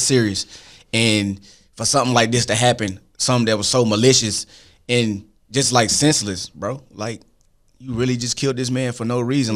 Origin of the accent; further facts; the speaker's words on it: Arkansas, United States; I'm from Arkansas